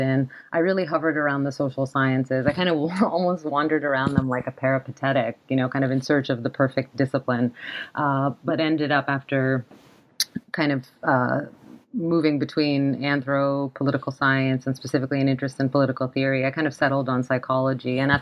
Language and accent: English; New York, United States; also born or lived in Cairo, Egypt; I immigrated from Cairo with my parents at the age of two to the U.S., to New York